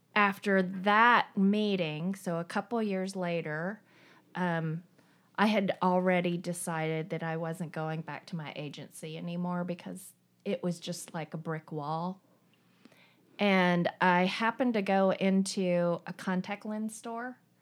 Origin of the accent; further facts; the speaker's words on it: eastern Tennessee, United States; also born or lived in South Korea; I grew up in a very tiny town in the Appalachian Mountains in the, the very, like, eastern part of Tennessee